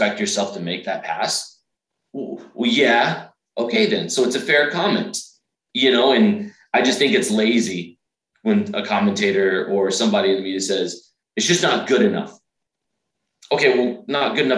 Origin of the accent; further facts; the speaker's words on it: Dallas, Texas, United States; now in Nashville, United States; I'm originally from Dallas.